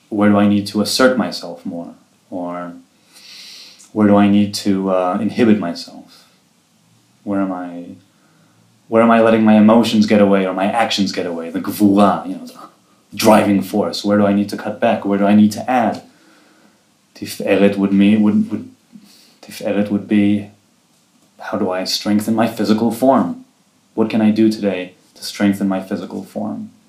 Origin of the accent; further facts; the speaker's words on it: Jerusalem, Jerusalem District, Israel; also born or lived in Rehovot / Safed; Jerusalem. I've lived here my whole life. I moved here when I was two from the Chovot, and other than a few years in Tzfat, I've lived here all my life.